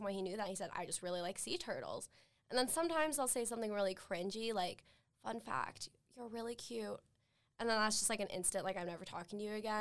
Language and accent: English; Saratoga Springs, Utah, United States; I'm from Saratoga Springs, which is just up north in Utah County.